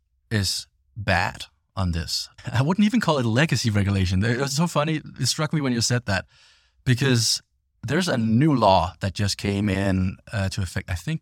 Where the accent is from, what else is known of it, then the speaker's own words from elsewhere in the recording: Denmark; English is a second language; and I'm from Denmark myself originally, so you know, hence the funny accent.